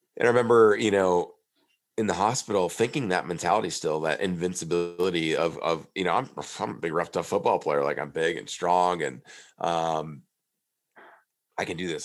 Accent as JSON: {"language": "English", "town": "Prairie du Chien", "region": "Wisconsin", "country": "United States", "tie": "born or raised there", "said": "I was back in my hometown of Prairie du Chien, Wisconsin"}